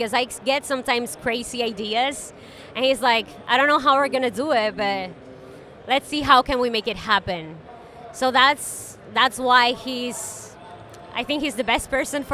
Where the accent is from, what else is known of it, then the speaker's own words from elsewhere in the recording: Dominican Republic; I'm from Dominican Republic.